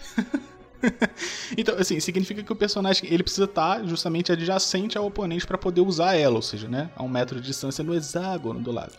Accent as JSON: {"language": "Portuguese", "region": "south of Rio de Janeiro", "country": "Brazil", "tie": "born or raised there", "said": "eu nasci lá no, no, sul do Rio de Janeiro."}